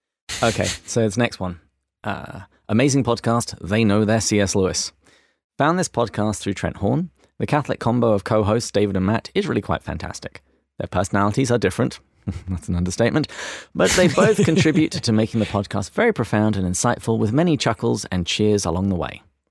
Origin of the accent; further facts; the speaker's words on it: Australia; accent: Australian; I hate it when people try and mimic my accent, so I'm just going to pay this forward.